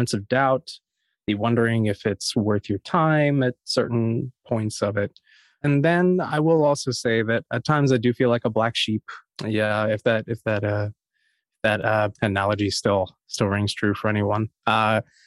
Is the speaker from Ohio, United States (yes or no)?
no; Harrisonburg, Virginia, United States; JMU is in my hometown. So I was a townie at the school